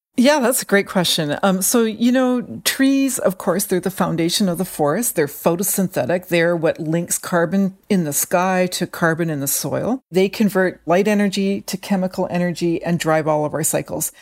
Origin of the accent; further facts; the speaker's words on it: British Columbia inland rainforest, Canada; I grew up in what are called the inland rainforests